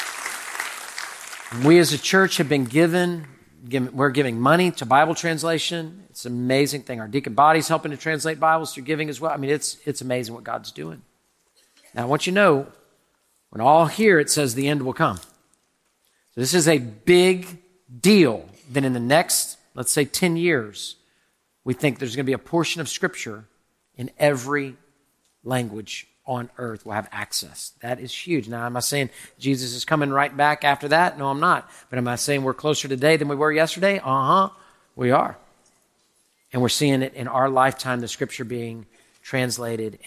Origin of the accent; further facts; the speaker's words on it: Texas, United States; We as Texans